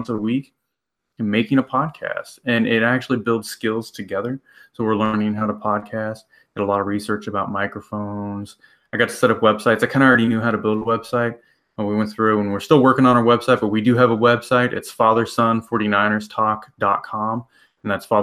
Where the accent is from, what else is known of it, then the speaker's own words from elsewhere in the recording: Iowa, United States; We're from Iowa